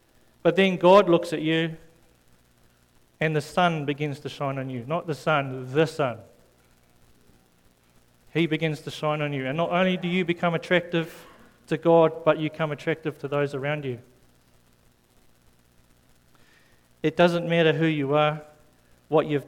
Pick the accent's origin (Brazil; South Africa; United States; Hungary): South Africa; moved away; when I came from South Africa